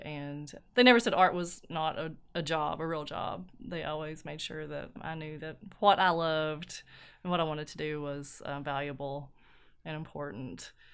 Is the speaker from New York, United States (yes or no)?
no; Ermine, Kentucky, United States; also born or lived in Knott County, Kentucky; I am from Ermine, which is here in Letcher County, Kentucky